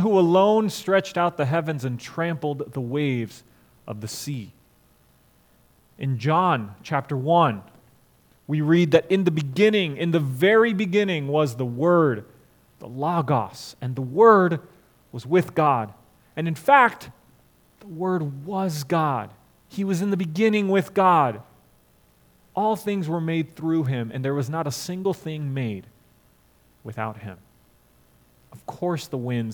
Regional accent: Florida, United States; also born or lived in St. Louis, Missouri; I grew up in Florida, except for 3 years in St. Louis. I've been in Florida my whole life

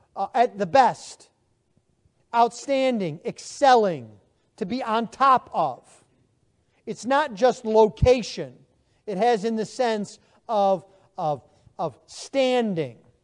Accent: Buffalo, New York, United States; moved away as an adult; now in Texas, United States; I am from Buffalo, New York. I've lived now in Texas Not quite, but almost twenty years.

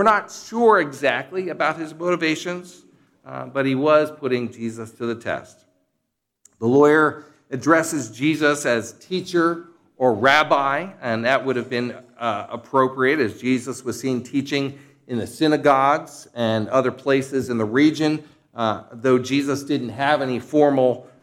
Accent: Philadelphia, Pennsylvania, United States; moved away; also born or lived in Kansas; I was an outsider from the Philadelphia region who attended Westminster Theological Seminary

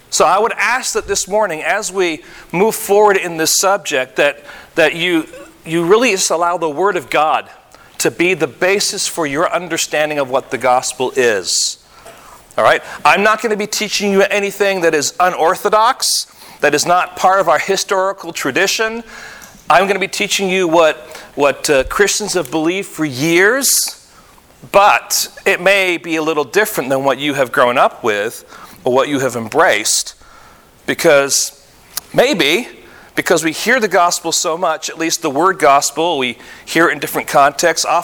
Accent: Michigan, United States; But you have to understand, I came from Michigan, he came from Michigan, and in Michigan, at least when we were there, when I was there

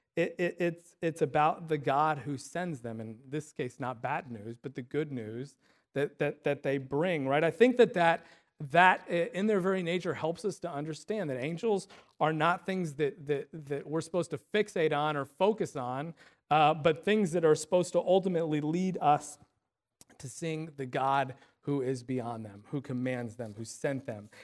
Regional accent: Illinois, United States; the town where we grew up in Illinois

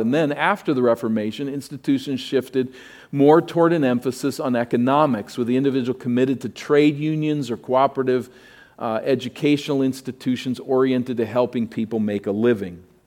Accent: East Coast, United States; moved away; I grew up in the East Coast, which was way ahead of here.

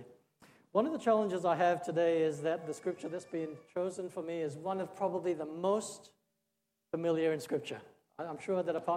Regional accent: Australia; moved away as an adult; also born or lived in Singapore / India; I was born in Singapore, but I grew up in Australia. I spent 30 years there

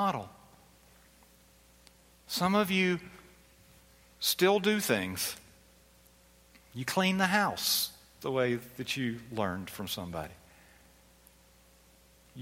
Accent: Philadelphia, Pennsylvania, United States; I was born in Philadelphia. Now, my parents were kind of Southern, but I was born in Philadelphia

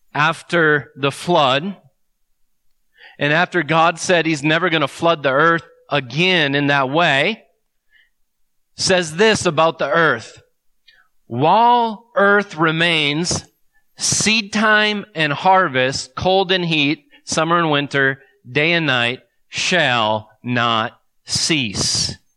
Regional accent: United States

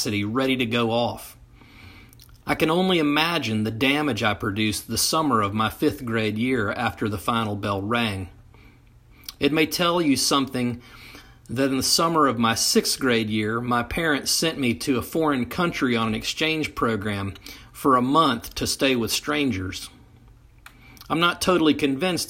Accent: Knoxville, Tennessee, United States; in the fifth grade growing up in Knoxville, Tennessee

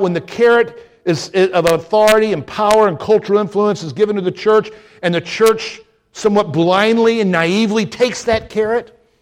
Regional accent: Deep South, United States; moved away; as a young man growing up in the deep south. I mean, I felt I was back in my southern home

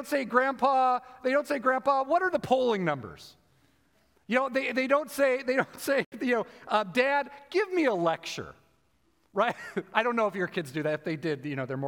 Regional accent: United States

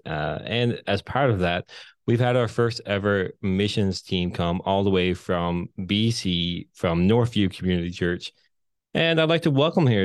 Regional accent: Newfoundland and Labrador, Canada; accent: thicker Newfoundland bay accent; moved away as an adult; now in St. John's, Canada; I'm from the Bay. I hated town growing up.

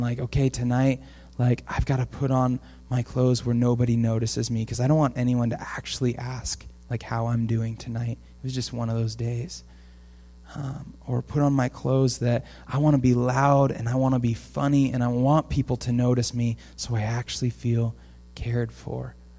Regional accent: Portland, Oregon, United States; now in Camas, United States; I grew up in Portland

